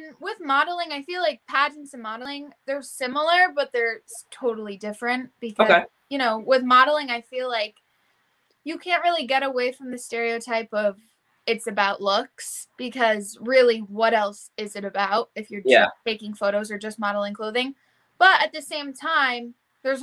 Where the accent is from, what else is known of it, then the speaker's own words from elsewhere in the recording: Connecticut, United States; I'm from Connecticut